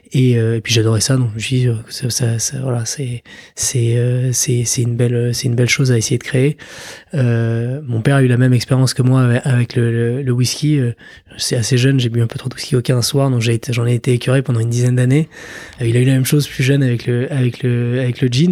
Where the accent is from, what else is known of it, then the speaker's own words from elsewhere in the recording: Paris, Île-de-France, France; moved away as an adult; also born or lived in New York; now in Normandy, France; j'ai grandi à Paris, euh, été à l'école à Paris, passé mon bac à Paris